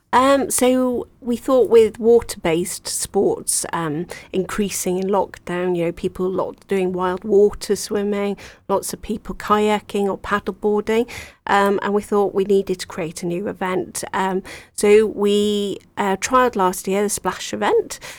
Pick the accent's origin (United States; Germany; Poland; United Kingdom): United Kingdom; Wales; moved away; I'm from Wales originally